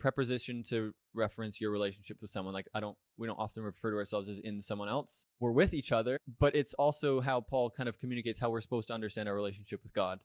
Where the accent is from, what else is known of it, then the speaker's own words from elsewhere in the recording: Richmond Hill, Ontario, Canada; also born or lived in Hamilton, Ontario; grew up attending the, the, the church in Richmond Hill